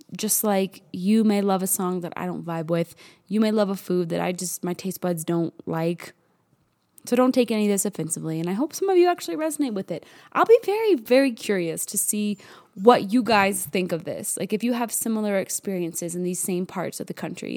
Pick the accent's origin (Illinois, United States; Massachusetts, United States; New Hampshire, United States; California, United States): New Hampshire, United States; moved away as an adult; also born or lived in Southern Indiana / Fort Mill, South Carolina; now in Telluride, United States; when I was about eight years old. I moved from Southern Indiana to New Hampshire, way up to New England.